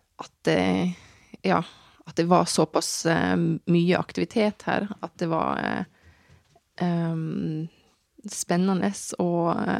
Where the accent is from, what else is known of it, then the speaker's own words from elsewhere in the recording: Tromsø, Troms, Norway; also born or lived in Malmö, Sweden / Reykjavik, Iceland / Kabelvåg; Når jeg vokste opp i Tromsø